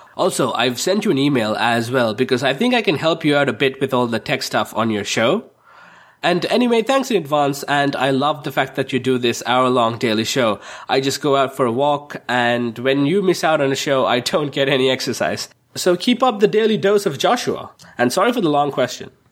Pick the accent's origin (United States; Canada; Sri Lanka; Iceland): Sri Lanka; I'm from Sri Lanka